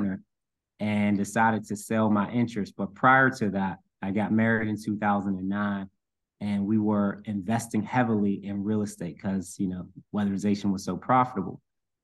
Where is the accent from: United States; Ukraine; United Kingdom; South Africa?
United States; Pittsburgh, Pennsylvania; my childhood, growing up in Section 8 housing, moving a lot all over the city